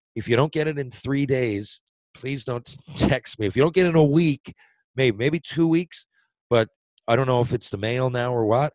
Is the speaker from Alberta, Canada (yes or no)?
no; Mount Pearl, Newfoundland and Labrador, Canada; I'm from Mount Pearl